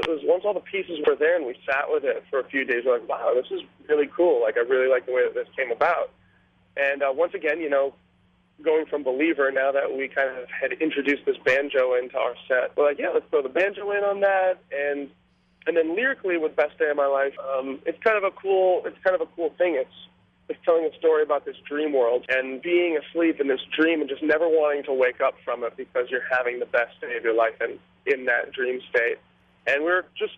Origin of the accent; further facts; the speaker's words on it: Minnetonka, Minnesota, United States; moved away; also born or lived in Los Angeles, California / Boston; I was born in California, I grew up in Minnesota